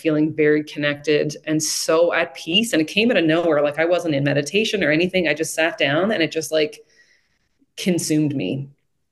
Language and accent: English; Prince Edward Island, Canada; growing up in Prince Edward Island and in a rural part of the island